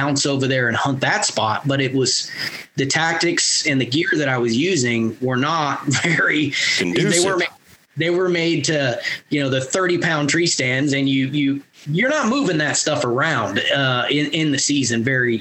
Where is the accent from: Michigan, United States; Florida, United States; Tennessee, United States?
Florida, United States; Northwest; moved away as an adult; also born or lived in Fort Carson, Colorado; I grew up in Northwest Florida, so we hunted pine plantations over corn feeders and food plots with ladder stands and climbers